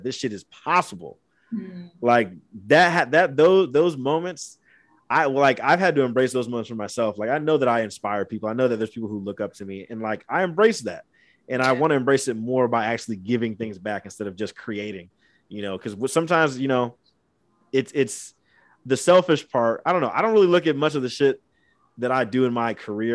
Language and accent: English; Angola, Indiana, United States; moved away as an adult; also born or lived in Fort Wayne, Indiana; now in California, United States; I was born in Fort Wayne, Indiana, but raised in Angola